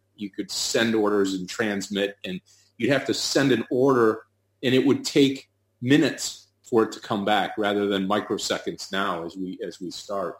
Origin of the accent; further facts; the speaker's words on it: Detroit, Michigan, United States; I'm from Detroit, Michigan